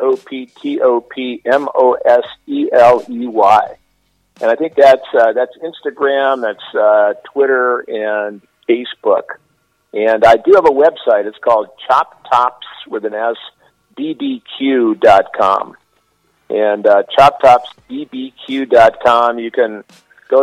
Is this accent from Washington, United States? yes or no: no; Illinois, United States; moved away as an adult; also born or lived in New York City; now in Southern California, United States; I'm originally from Illinois